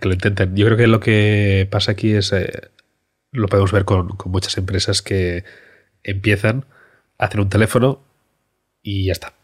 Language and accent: Spanish; Barcelona, Catalonia, Spain; moved away as an adult; also born or lived in China / London; nos volvemos a Barcelona, que es de donde soy